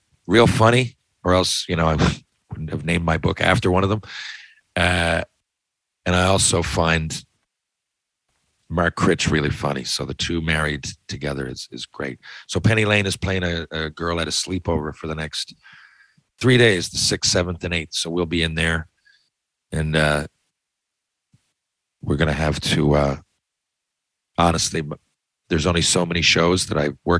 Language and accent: English; Newfoundland and Labrador, Canada; I'm a proud Newfoundlander